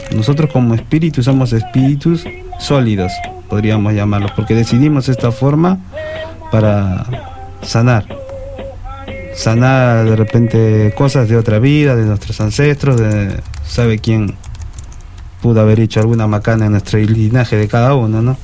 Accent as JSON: {"language": "Spanish", "country": "Peru", "said": "Yo mismo, siendo peruano"}